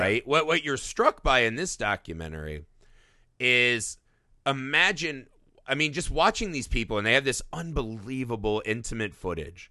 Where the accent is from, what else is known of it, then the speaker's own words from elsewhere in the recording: Indiana, United States; growing up in Indiana